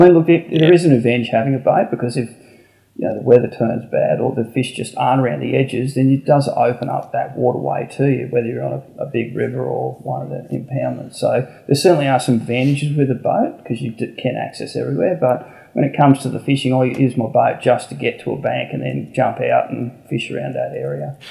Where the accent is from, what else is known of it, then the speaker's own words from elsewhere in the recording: Canberra, Australian Capital Territory, Australia; I was Canberra born and bred